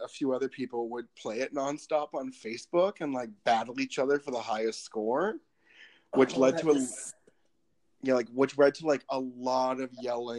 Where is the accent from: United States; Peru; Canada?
Canada; Lethbridge, Alberta; I'm also from Lethbridge, everyone. So, City of Dreams.